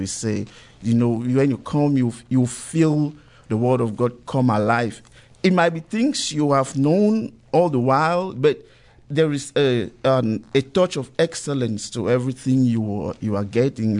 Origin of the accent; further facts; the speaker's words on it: Cameroon; moved away as an adult; now in United States; I'm originally from Cameroon, but um, with Nigerian parents. So um, I came here 2011